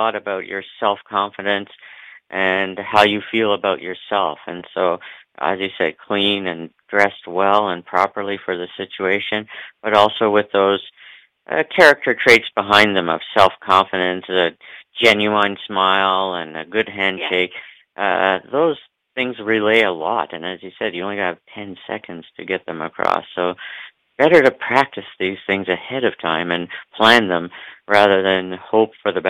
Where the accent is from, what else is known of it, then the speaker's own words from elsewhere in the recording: Ontario, Canada; we're all three from the Ontario, Canada area, so we got some good Canadians on the call today